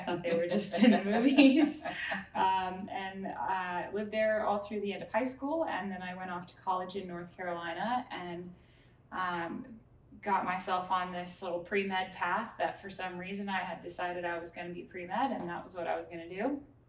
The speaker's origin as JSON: {"language": "English", "country": "Thailand", "tie": "born or raised there", "also_born_or_lived": "Munich, Germany / Singapore", "said": "So I was born in Munich, Germany. My parents are both German, so I'm like first generation American. Grew up in Southeast Asia. I was very, very fortunate to, we lived in Thailand for 6 years and then Singapore for 6 years."}